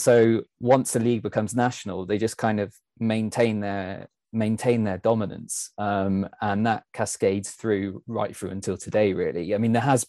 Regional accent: Leicester, East Midlands, United Kingdom; I'm actually from Leicester.

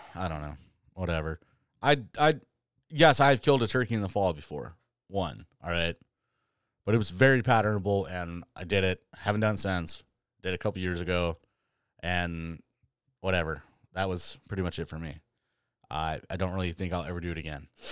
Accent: Michigan, United States; now in New York, United States; went back to my home state or where I grew up

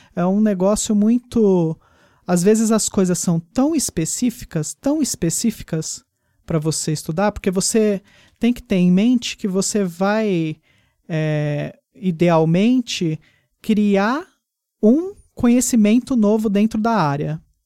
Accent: São Paulo, Brazil; daqui de São Paulo, que é de onde eu sou?

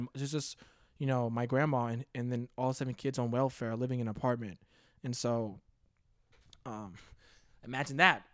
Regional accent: Cheverly, Maryland, United States; moved away as an adult; I grew up in, uh, Maryland

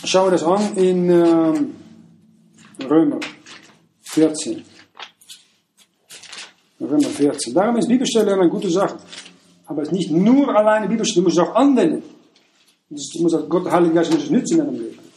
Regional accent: Netherlands; Wenn ich nach ähm, morgen gehe, also als Niederländer äh

